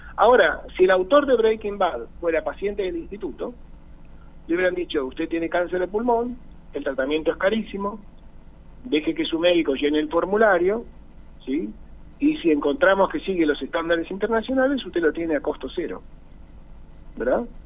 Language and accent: Spanish; Buenos Aires, Argentina; soy un porteño